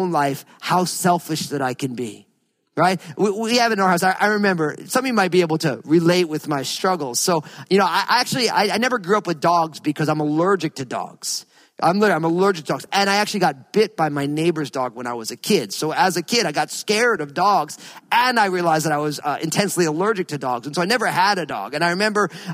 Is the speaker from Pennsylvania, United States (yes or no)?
no; New Jersey, United States; I grew up in New Jersey